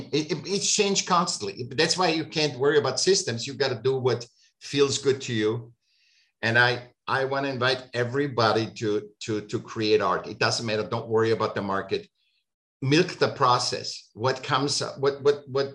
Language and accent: English; Vienna, Austria; I grew up in Vienna, you went to the Academy of Applied Arts